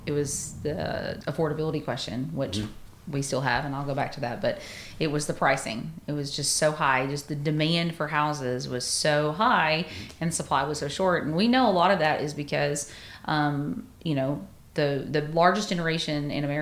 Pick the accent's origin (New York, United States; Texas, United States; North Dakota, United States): Texas, United States; Athens; I'm from Athens, so born and raised in Athens, Texas.